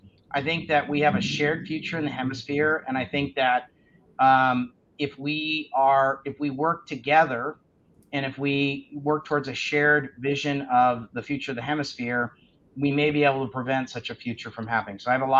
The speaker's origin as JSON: {"language": "English", "country": "United States", "said": "I'm embarrassed as an American."}